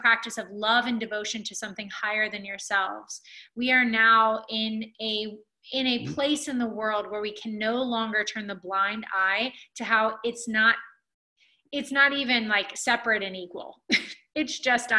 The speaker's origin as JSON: {"language": "English", "region": "Alabama", "country": "United States", "tie": "born or raised there", "said": "when I was a kid growing up in Alabama"}